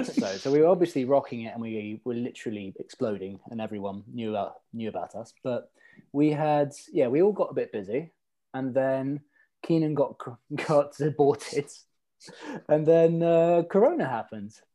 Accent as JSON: {"language": "English", "town": "Stavanger", "region": "Rogaland", "country": "Norway", "tie": "born or raised there", "also_born_or_lived": "London", "moved": "as an adult", "lives_now": "Brighton, United Kingdom", "said": "I was born in Stavanger, and then we moved to London uh, when I was like one, and I was lived there for like three years, and then uh, we moved back again to Stavanger, and then I moved to Brighton when I was 21 ish."}